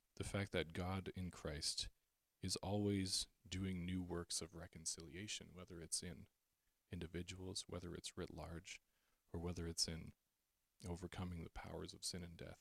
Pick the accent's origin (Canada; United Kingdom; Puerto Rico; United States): Canada; as a Canadian